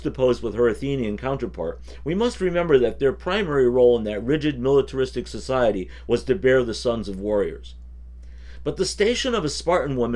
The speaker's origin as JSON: {"language": "English", "country": "United States", "said": "As an American"}